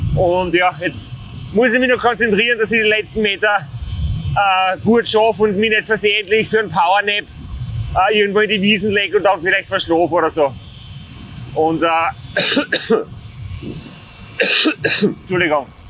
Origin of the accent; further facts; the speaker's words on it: Styria, Austria; als Steirer